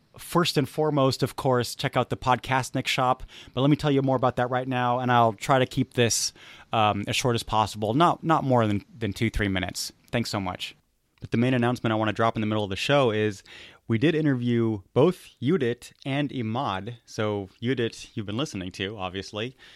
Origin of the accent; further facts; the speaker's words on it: United States; I'm an American